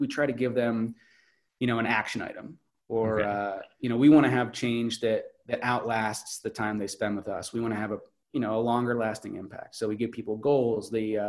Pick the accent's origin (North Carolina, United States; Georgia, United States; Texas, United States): North Carolina, United States; It's, I'm from North Carolina and I'm going to go on this expedition to Alaska.